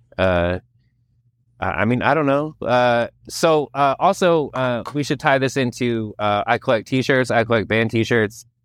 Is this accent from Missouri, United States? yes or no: no; Napa, California, United States; I grew up in Napa, California